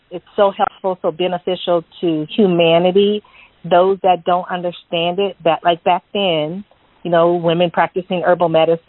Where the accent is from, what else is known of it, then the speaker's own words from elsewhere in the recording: California, United States; I'm from California